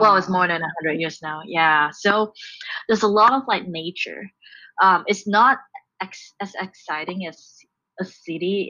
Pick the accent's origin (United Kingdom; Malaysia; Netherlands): Malaysia; Kuala Lumpur; moved away as an adult; also born or lived in Aomori, Japan / Japan; now in Seattle, United States; I was born and raised in Kuala Lumpur, so I'm a city girl